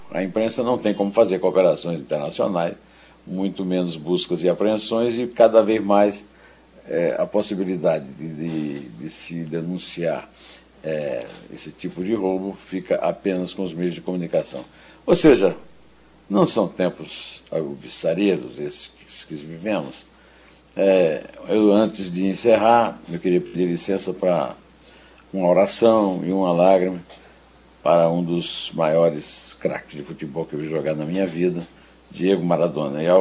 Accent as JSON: {"language": "Portuguese", "town": "São João do Rio do Peixe", "region": "Paraíba", "country": "Brazil", "tie": "born there", "said": "do município onde eu nasci, que era São João do Rio do Peixe, o Iraúna era distrito"}